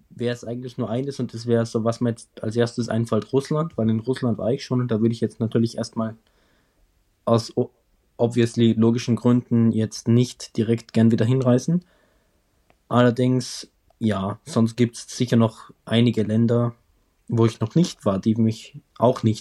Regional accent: Austria; wie sich das als Österreicher gehört

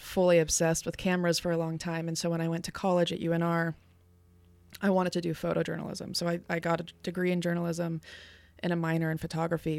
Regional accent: Reno, Nevada, United States; I'm from here. I'm a Reno native, born and raised

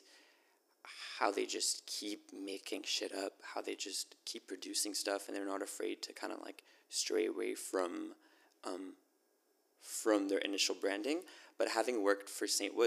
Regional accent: Montreal, Quebec, Canada; Born and raised in Montreal.

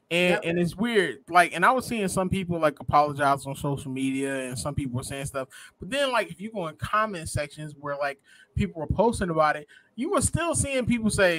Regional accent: Philadelphia, Pennsylvania, United States; I'm from North Philly

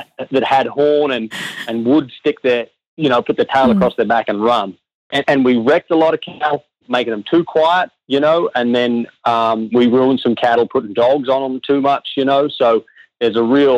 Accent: Brisbane, Queensland, Australia; I grew up in Brisbane

